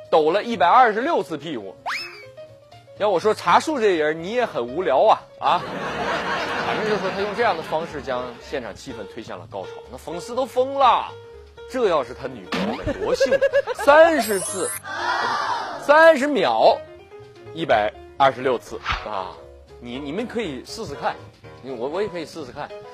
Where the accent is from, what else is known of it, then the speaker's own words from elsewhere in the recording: Ji'an, Jilin, China; 我老家是吉林省吉安市的。 靠近鸭绿江，那儿朝鲜族比较多。小的时候呢，家家必备辣白菜